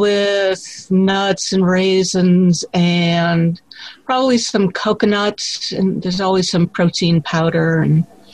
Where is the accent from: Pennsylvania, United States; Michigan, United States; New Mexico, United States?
Michigan, United States; Detroit; now in Portland, United States; I grew up in Detroit, Michigan.